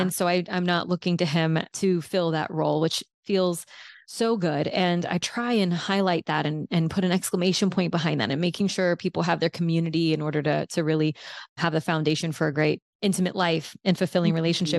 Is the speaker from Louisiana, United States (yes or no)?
yes; South Louisiana, United States; I grew up in South Louisiana